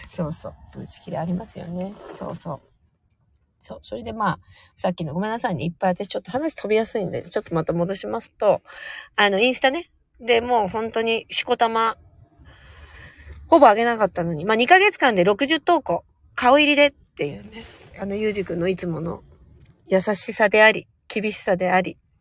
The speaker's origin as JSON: {"language": "Japanese", "town": "Sapporo", "region": "Hokkaido", "country": "Japan", "tie": "born or raised there", "moved": "yes", "said": "実家が北海道なんですけど、北海道の札幌市というところで生まれ育っていて"}